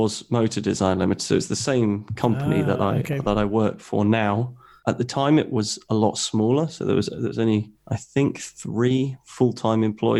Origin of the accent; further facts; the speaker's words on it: South East England, United Kingdom; So I'm obviously from the UK. I grew up in Hampshire and in the South Coast.